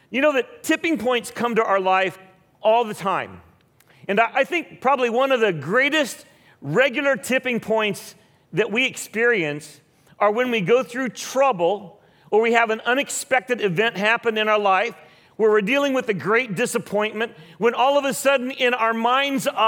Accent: Philippines; My, my wife and I grew up in the Philippines. We were missionary kids.

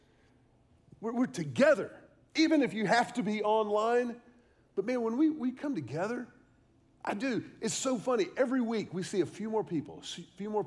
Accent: Houston, Texas, United States; also born or lived in Austin, Texas; I grew up in Houston

